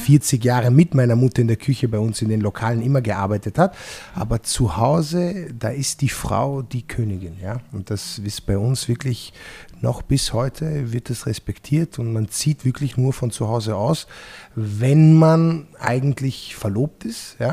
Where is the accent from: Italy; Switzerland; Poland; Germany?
Italy; Apulia; now in Austria; bei uns in Apulien